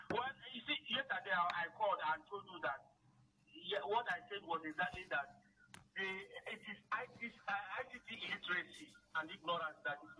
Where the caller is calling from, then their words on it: Abuja, Federal Capital Territory, Nigeria; I'm calling from Gariki.